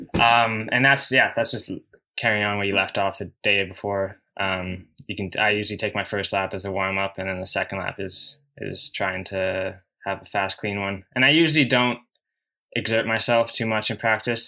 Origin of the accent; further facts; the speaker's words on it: Canada; in my home country